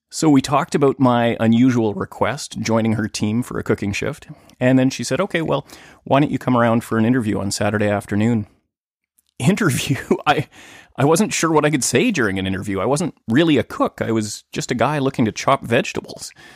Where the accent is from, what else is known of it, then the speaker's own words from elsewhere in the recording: Thunder Bay, Ontario, Canada; moved away as an adult; now in Vancouver, Canada; in my hometown of Thunder Bay